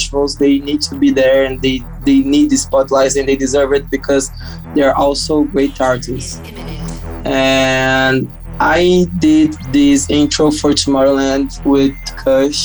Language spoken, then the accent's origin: English; Brazil; we're producers from Brazil.